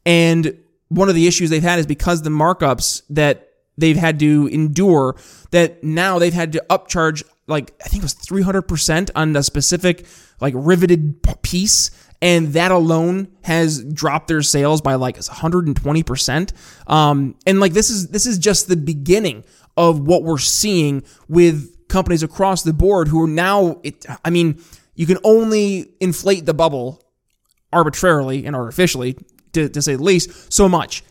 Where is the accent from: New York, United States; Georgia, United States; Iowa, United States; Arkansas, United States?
New York, United States; upstate; I'm from upstate New York